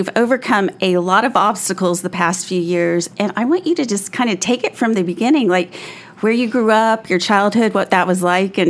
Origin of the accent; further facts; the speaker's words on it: Fort Worth, Texas, United States; I'm from Fort Worth.